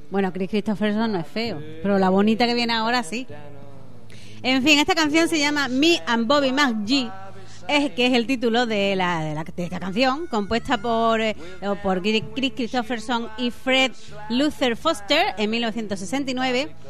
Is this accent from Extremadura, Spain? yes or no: no; Málaga, Andalusia, Spain; Yo estoy de Málaga.